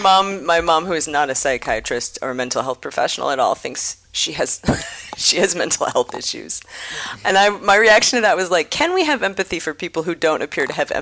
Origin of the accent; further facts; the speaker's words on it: Wrentham, Massachusetts, United States; also born or lived in Rochester, New York; I was born in Rochester, New York. I was raised in Wrentham, Massachusetts. That's Wrentham with a W-R-E-N.